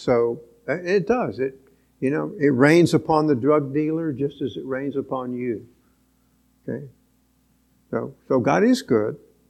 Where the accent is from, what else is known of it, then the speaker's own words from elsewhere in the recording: Venezuela; born there; I was born in Venezuela in an oil camp.